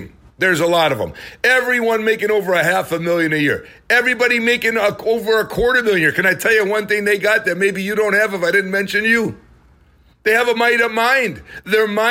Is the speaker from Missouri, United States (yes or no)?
no; Milwaukee, Wisconsin, United States; I grew up in Milwaukee, Wisconsin